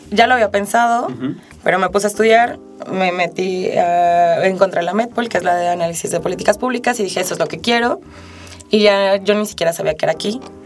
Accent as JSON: {"language": "Spanish", "region": "Mexico City", "country": "Mexico", "moved": "as an adult", "lives_now": "Aguascalientes, Mexico", "said": "soy de la Ciudad de México, tiene un año y medio que me mudé a Aguascalientes"}